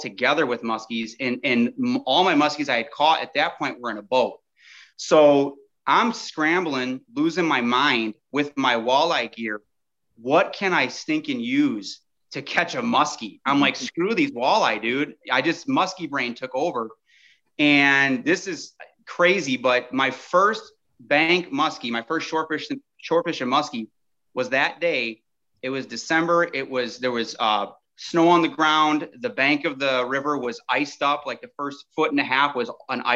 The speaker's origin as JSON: {"language": "English", "town": "Lake Geneva", "region": "Wisconsin", "country": "United States", "tie": "born or raised there", "said": "I'm from Southeast Wisconsin, lived here my entire life, kind of in the Lake Geneva area."}